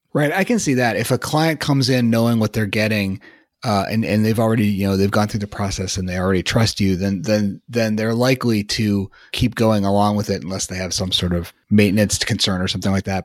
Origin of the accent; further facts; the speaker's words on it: Chicago, Illinois, United States; moved away as an adult; also born or lived in Boston; I grew up in Chicago, but I lived in Boston for a while and had just moved back to Chicago at that point